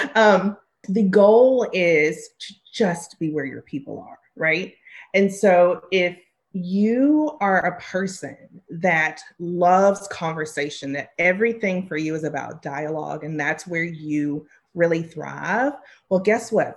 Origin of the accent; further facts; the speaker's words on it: the South, United States; I grew up in the South